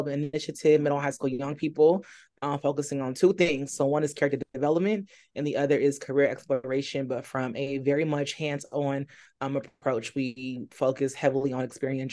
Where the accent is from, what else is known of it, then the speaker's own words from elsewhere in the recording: California, United States; moved away as an adult; also born or lived in Alabama / New York; now in Charlotte, United States; I'm originally from California